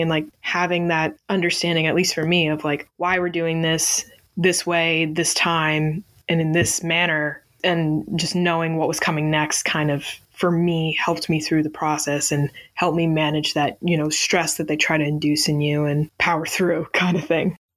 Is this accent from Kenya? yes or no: no; Northeast, United States; I'm from the Northeast, so I'm used to it being cold